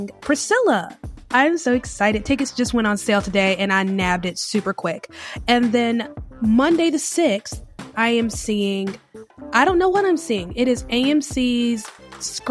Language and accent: English; United States; moved away; I am originally from the Carolinas. My mom and my stepdad, they live in Lancaster, South Carolina. My aunt, I have an aunt in Charlotte. So Charlotte area is home base for me